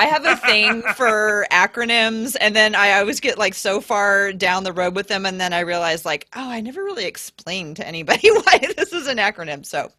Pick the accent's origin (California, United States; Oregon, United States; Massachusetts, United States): Oregon, United States; Portland; so I grew up in Portland, around here the whole time.